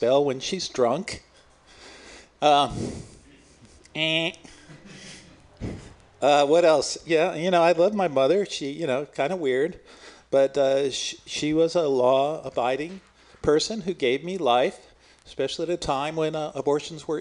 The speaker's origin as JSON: {"language": "English", "town": "Oakland", "region": "California", "country": "United States", "said": "I'm from Oakland"}